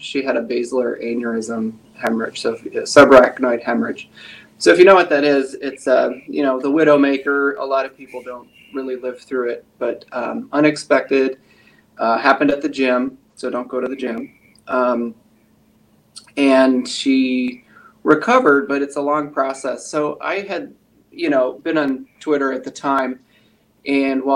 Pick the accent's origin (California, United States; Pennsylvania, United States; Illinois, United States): Pennsylvania, United States; moved away as an adult; I'm originally from Pennsylvania